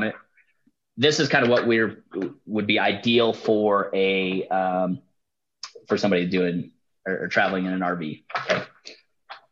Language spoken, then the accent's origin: English; Utah, United States; I'm from Utah.